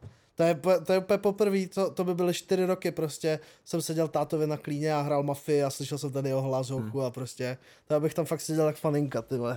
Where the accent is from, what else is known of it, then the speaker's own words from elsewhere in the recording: Třinec, Moravian-Silesian Region, Czechia; u nás v Třinci